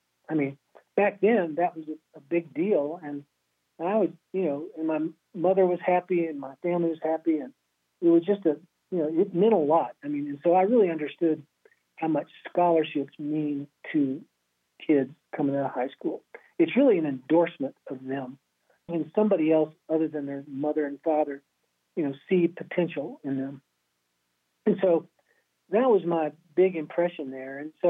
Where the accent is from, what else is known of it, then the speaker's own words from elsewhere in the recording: Lexington, Kentucky, United States; Yeah, you know, I grew up in Lexington, Kentucky. My family was, my dad was Navy for 20 years. We moved around until I was about 12. And then we returned back to my parents' home, which is Kentucky.